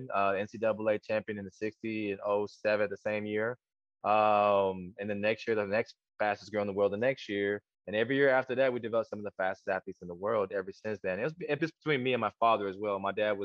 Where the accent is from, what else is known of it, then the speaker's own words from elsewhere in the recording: South Korea; I'm Korean, so my mom just kind of built me that way. I was born in Korea.